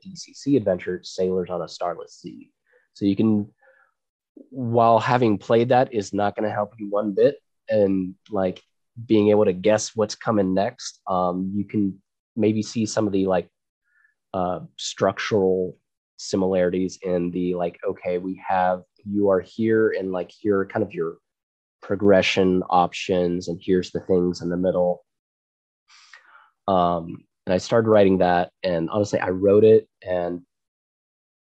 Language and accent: English; Frisco, Texas, United States; I grew up in Frisco, Texas.